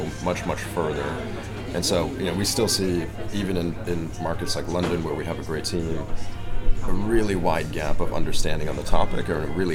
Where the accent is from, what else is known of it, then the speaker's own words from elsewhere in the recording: Germany; moved away; I'm a German citizen, so I grew up in Europe